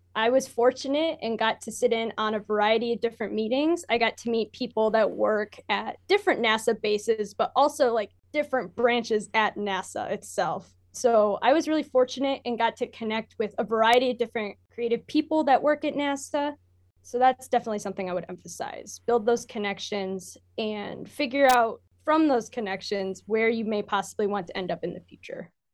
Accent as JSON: {"language": "English", "region": "Michigan", "country": "United States", "said": "I'm from Michigan."}